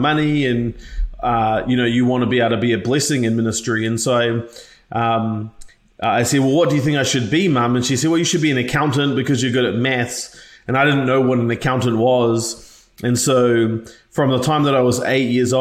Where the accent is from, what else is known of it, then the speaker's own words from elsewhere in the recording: New Zealand; moved away; I'm actually from a single parent household from New Zealand originally, in case you can't tell from my funny accent